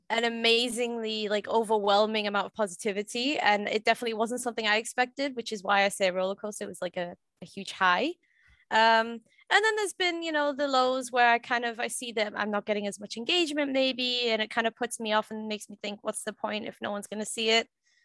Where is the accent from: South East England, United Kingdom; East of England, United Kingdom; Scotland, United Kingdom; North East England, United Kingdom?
North East England, United Kingdom; Sunderland; Yes, born and raised here, right here in Sunderland.